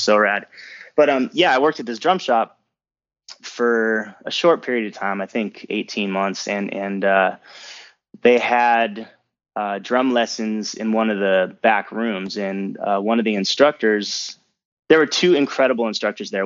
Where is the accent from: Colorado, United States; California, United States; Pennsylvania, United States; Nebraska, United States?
California, United States; San Diego; moved away; also born or lived in Los Angeles; I grew up in San Diego, I was there for thirteen years